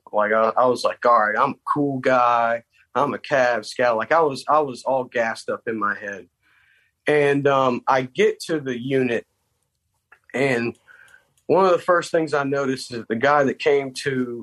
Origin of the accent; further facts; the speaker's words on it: South Carolina, United States; moved away as an adult; I'm from South Carolina